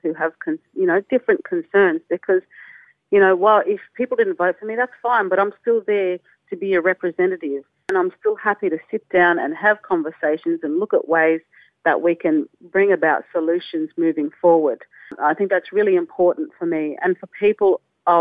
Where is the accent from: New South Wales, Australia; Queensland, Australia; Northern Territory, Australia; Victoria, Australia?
Northern Territory, Australia; I was brought up in the Northern Territory